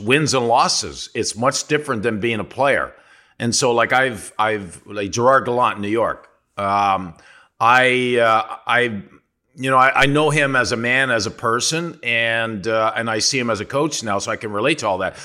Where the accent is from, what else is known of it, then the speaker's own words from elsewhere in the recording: Sudbury, Ontario, Canada; moved away as an adult; I'm from Sudbury, Ontario